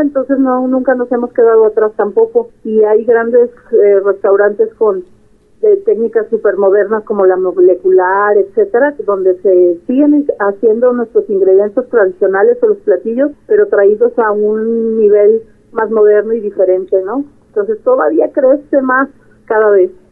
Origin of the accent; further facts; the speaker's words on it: Mexico; yo soy mexicana